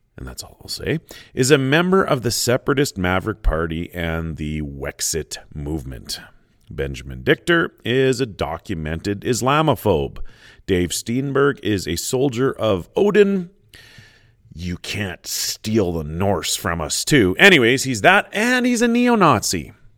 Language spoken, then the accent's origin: English; Canada; being Canadian